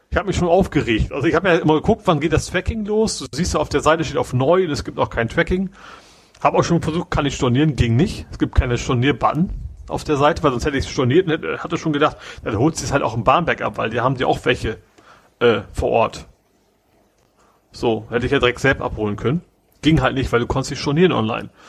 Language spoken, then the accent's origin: German; Hamburg, Germany; Globetrotter, der auch durchaus äh, kennt man ja, gerade als Hamburger